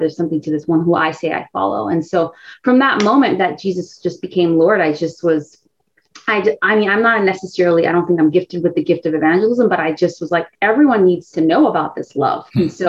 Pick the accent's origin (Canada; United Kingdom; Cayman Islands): Cayman Islands; moved away as an adult; now in Tampa, United States; So I'm originally from the Cayman Islands in the Caribbean. So I grew up there, went to school. I came to university here, University of Tampa, 13 years ago. And I was a Christian at the time